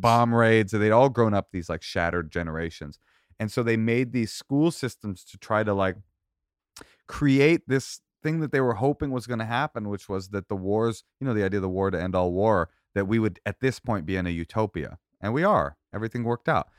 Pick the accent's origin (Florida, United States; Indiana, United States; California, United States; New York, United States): California, United States; Oakland; I grew up in Oakland